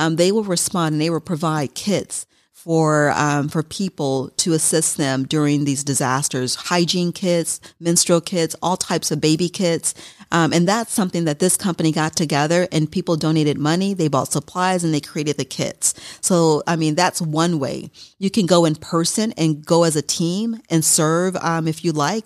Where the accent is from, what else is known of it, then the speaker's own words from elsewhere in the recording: Milwaukee, Wisconsin, United States; also born or lived in Madison, Wisconsin; I'm originally from Milwaukee